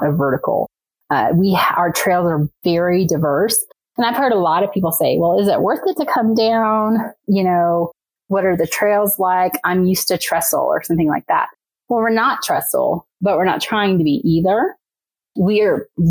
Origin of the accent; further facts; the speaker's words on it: Northwest Arkansas, United States; moved away; also born or lived in Louisiana / Colorado; I grew up in Arkansas, in Northwest Arkansas, so I've seen the changes over the past 25 years